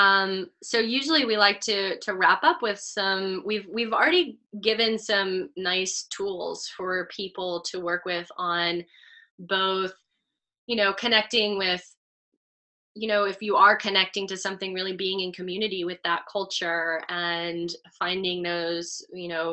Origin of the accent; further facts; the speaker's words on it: Texas, United States; moved away; also born or lived in New York City / Los Angeles; I grew up in Texas suburban. I moved to New York City. I lived in Los Angeles